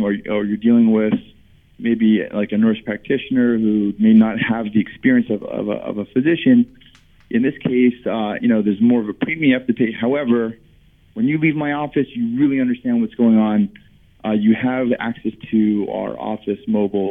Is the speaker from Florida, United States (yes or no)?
yes; South Florida, United States; moved away as an adult; I'm from South Florida